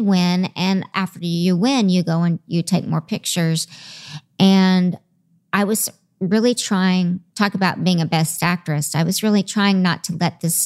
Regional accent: the South, United States; I'm from the South

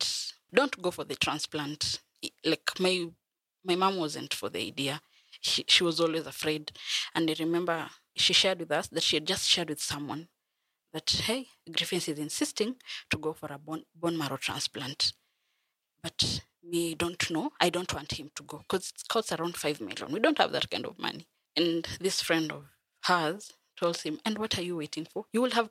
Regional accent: Bungoma, Bungoma County, Kenya; I am from Bungoma. I have lived in Bungoma.

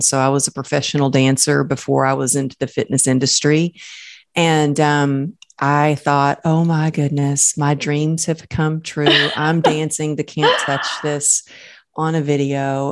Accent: Texas, United States; I grew up in Texas

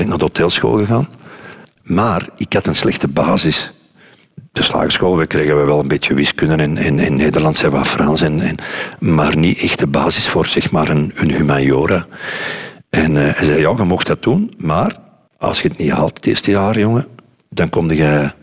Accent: Kessel, Flanders, Belgium; also born or lived in Lier; zijn we verhuisd van Lier naar, naar Kessel

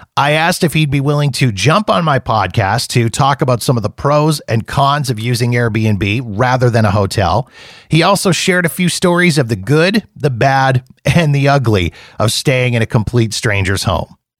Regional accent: California, United States; as a Californian

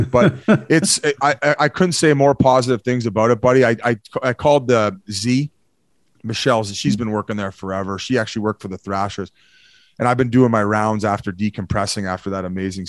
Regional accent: Canada; also born or lived in Victoria; I'm originally, like, I'm French Canadian. I'm like 50-50 English and French. So already I have a difficult time with the English language.

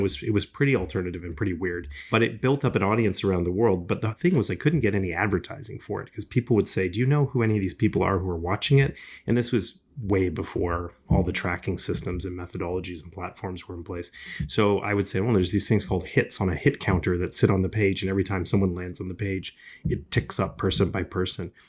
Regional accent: Toronto, Ontario, Canada; I grew up in Scarborough, uh, here in, uh, in Ontario

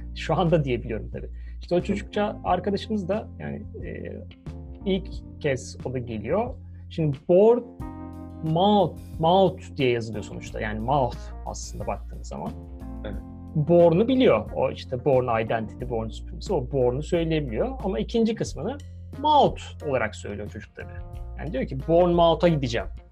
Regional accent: Turkey; moved away as an adult; also born or lived in Bournemouth, England; bir Türk olarak böyle bir kadroyduk

